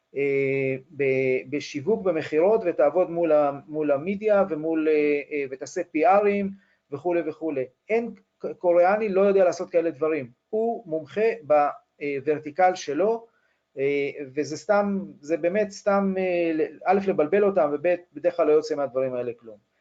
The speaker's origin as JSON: {"language": "Hebrew", "country": "Israel"}